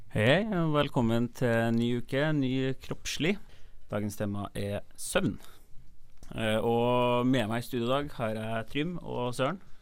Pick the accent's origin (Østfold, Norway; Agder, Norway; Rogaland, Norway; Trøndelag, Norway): Trøndelag, Norway; Trondheim; moved away as an adult; now in Bergen, Norway; jeg er jo fra Trondheim